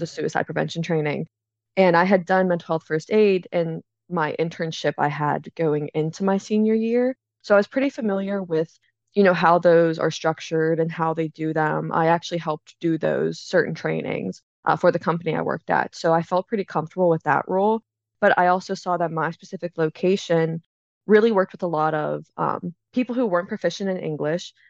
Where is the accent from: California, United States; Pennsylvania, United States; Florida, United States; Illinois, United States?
Pennsylvania, United States; Pittsburgh; also born or lived in Philadelphia, Pennsylvania; I'm from Pittsburgh, Pennsylvania